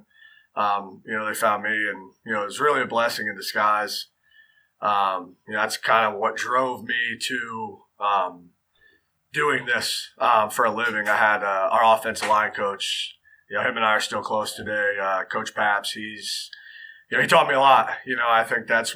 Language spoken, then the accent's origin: English; near Allentown, Northeast Pennsylvania, United States; moved away as an adult; now in Durham, North Carolina, United States; I grew up in Northeast PA, about 20 minutes from Allentown, Pennsylvania. Small coal region town.